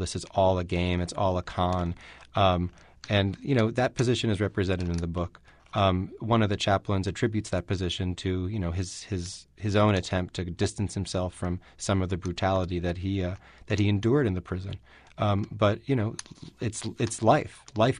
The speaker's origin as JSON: {"language": "English", "town": "New York City", "region": "New York", "country": "United States", "tie": "born or raised there", "said": "You know, I grew up in New York City, and you know, you mistake where you're from for the world, especially if you're from New York."}